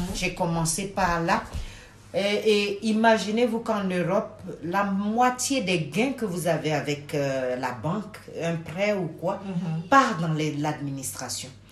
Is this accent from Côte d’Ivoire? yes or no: yes; Côte d’Ivoire; moved away as an adult; also born or lived in Senegal (parents); now in Brussels, Belgium; je suis sénégalaise de père et de mère. Ok. Mais par contre, je suis euh, une personne ayant, ayant pour moi deux cultures. Je suis née en Côte d'Ivoire ah, J'y ai fait mes études.